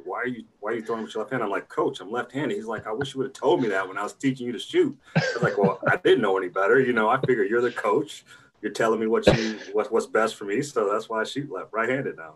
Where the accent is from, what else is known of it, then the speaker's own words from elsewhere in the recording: Battle Creek, Michigan, United States; moved away; also born or lived in Columbia, South Carolina / Iowa City, Iowa; growing up in Battle Creek